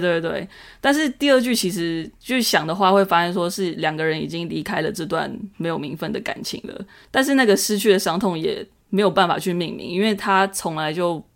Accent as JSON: {"language": "Chinese", "region": "Taipei", "country": "Taiwan", "said": "身为台北人"}